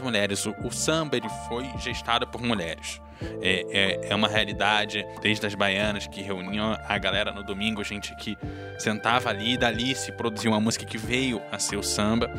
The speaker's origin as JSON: {"language": "Portuguese", "region": "Rio de Janeiro", "country": "Brazil", "moved": "yes", "said": "a gente vem do Rio de Janeiro"}